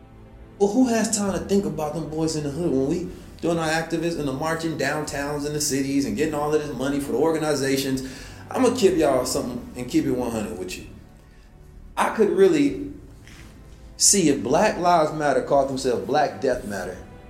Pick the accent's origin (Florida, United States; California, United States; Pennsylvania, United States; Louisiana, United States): California, United States; Oakland; also born or lived in St. Louis; Man, growing up in Oakland was crazy. Growing up in St. Louis was crazy.